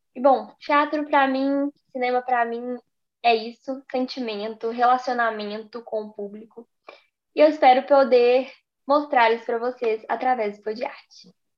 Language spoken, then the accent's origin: Portuguese; Belo Horizonte, Minas Gerais, Brazil; first language Portuguese; Sou de BH, estou em BH